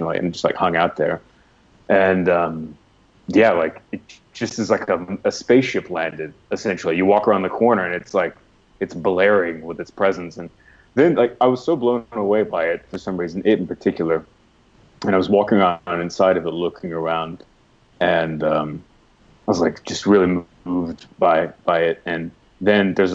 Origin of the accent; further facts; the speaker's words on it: United States; being American and growing up American